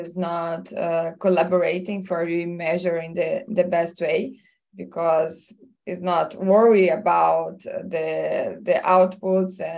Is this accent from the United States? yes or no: no; Brazil; I'm from Brazil